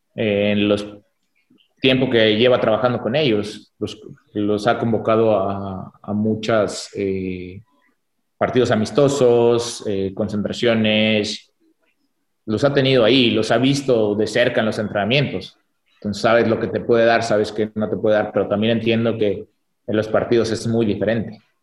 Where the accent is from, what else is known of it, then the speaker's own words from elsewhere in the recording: Mexico; nosotros como mexicanos